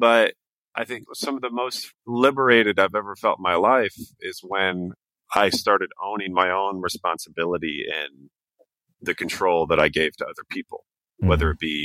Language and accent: English; Portland, Oregon, United States; moved away as an adult; also born or lived in Astoria, Oregon / Amsterdam, Netherlands; I grew up in Portland.